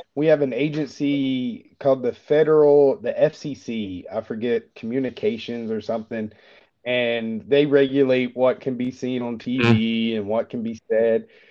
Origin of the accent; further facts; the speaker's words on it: Chattanooga, Tennessee, United States; moved away as an adult; also born or lived in Colorado; now in Germany; in my hometown, there's a Volkswagen uh, plant in Chattanooga, Tennessee